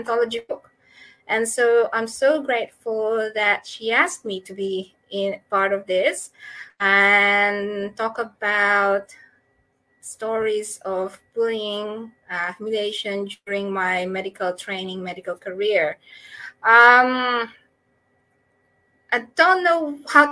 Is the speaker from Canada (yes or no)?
no; Philippines; moved away as an adult; now in Australia; So I'm a doctor from the Philippines